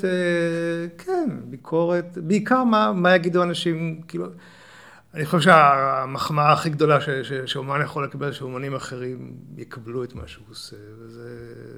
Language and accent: Hebrew; Ramat Gan, Tel Aviv District, Israel; moved away as an adult; also born or lived in London; now in Neve Monosson, Israel; במקור נולדתי ברמת גן. אוקיי. אבל, אה, אבל שם גדלתי עד הצבא